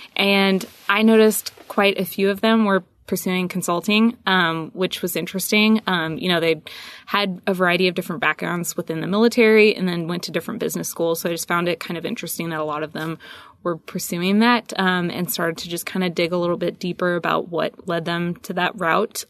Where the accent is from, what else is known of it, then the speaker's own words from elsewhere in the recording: San Diego, California, United States; moved away as an adult; also born or lived in Whidbey Island, Washington; I'm originally from San Diego. Um, grew up there